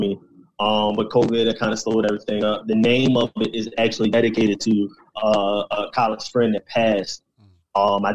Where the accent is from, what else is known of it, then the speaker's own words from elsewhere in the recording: Philadelphia, Pennsylvania, United States; I was from Philly